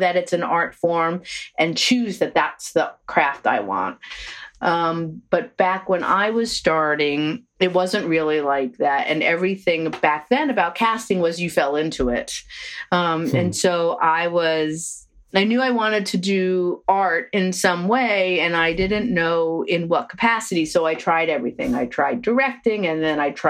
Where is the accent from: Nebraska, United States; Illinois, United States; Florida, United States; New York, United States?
New York, United States; Long Island; I grew up on Long Island.